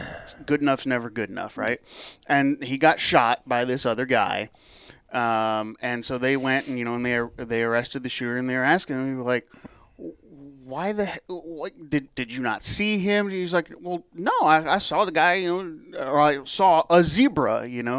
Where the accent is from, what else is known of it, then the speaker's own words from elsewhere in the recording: Michigan, United States; I grew up in Michigan